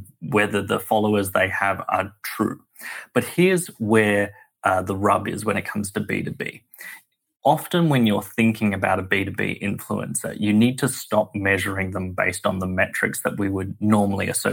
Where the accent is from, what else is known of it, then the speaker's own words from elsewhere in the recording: Sydney, New South Wales, Australia; moved away as an adult; now in United States; Sydney, Australia, where I'm from, as my accent belies